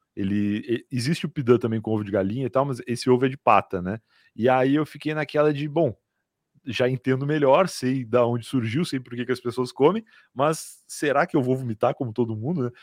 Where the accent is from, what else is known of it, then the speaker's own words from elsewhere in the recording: Rio Grande, Rio Grande do Sul, Brazil; now in São Paulo, Brazil; eu sou gaúcho, mas eu sou de Rio Grande. Rio Grande é uma cidade muito ao sul, né, do Rio Grande do Sul